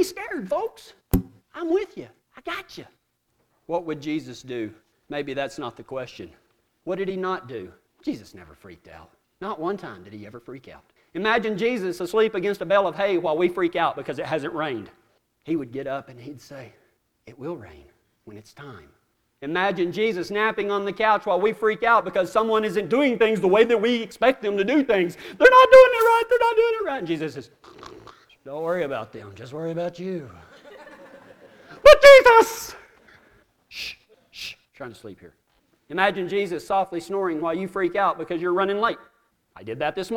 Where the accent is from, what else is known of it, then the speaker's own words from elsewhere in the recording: Texas, United States; we're from Texas